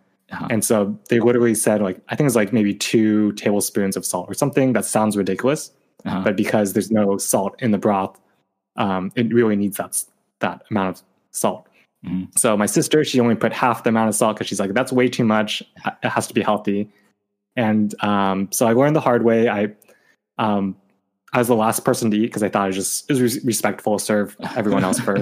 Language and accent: English; Sacramento, California, United States; coming back to my hometown of Sacramento